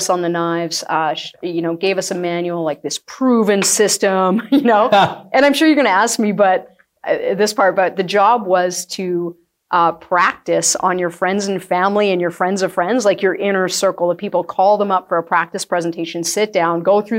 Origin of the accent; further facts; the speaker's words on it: Acme, United States; I grew up in a small town, so I grew up in Acme. It's like an hour away.